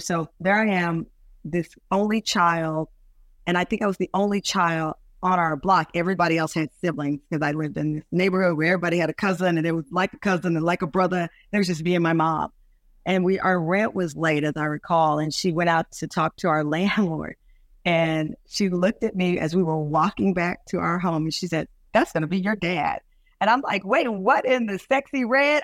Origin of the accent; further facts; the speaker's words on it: Luling, Texas, United States; I'm from the South. I'm from Luley, Texas